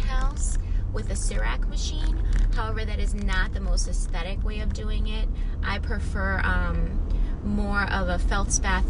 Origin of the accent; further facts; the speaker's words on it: Miami, Florida, United States; moved away as an adult; now in Naples, United States; I'm from Miami.